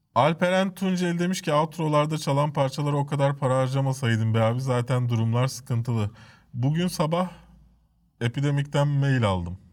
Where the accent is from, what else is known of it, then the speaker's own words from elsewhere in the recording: Istanbul, Turkey; also born or lived in Cide, Kastamonu (family origin) / Maçka, Trabzon (maternal family origin); üç kuşaktır İstanbul'dayız